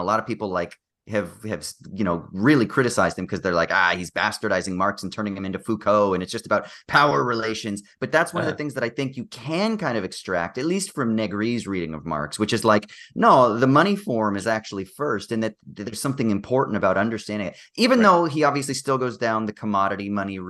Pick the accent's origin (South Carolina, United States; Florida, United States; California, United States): California, United States; growing up in the United States, even though I'm from California, which is, pretty relatively progressive compared to the rest of the country